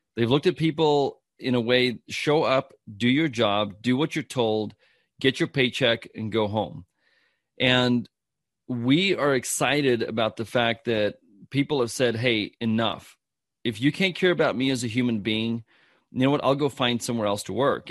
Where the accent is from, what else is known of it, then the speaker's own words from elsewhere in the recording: South Africa; I'm from South Africa